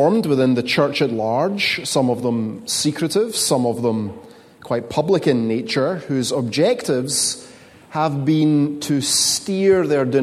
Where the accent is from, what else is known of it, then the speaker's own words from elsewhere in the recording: Scotland, United Kingdom; moved away; As a Scotsman, I want you to know that negativity and hand-wringing and brow-furrowing is my cultural default setting